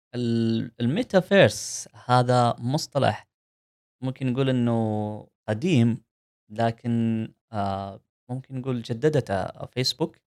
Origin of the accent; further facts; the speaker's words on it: Saudi Arabia; عندنا في السعوديه